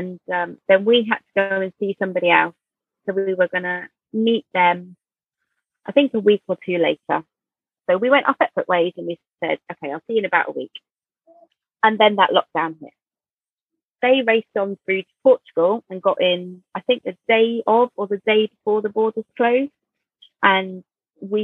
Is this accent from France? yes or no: no; Jersey; we're from Jersey